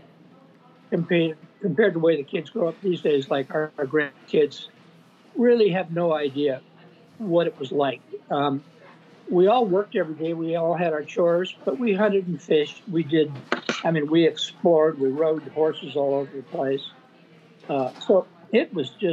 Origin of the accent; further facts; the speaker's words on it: Sublimity, Oregon, United States; moved away as an adult; now in Camano Island, United States; I grew up in a small town in Oregon, Sublimity, Oregon.